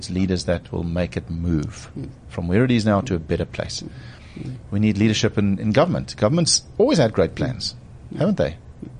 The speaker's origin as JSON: {"language": "English", "country": "South Africa", "said": "as a South African and almost 50-year-old at the time"}